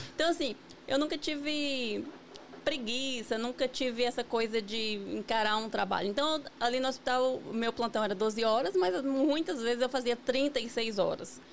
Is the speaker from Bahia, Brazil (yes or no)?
yes; near Vitória da Conquista, interior of Bahia, Brazil; moved away as an adult; also born or lived in São Paulo / Virginia; now in United States; Eu sou baiana do interior da Bahia, né? É uma cidade que fica a 60 quilômetros de Vitória da Conquista